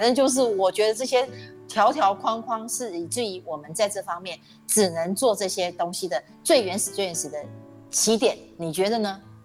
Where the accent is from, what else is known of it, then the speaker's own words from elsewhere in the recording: Taiwan; 咱们台湾人更觉得读哲哲学找不到工作。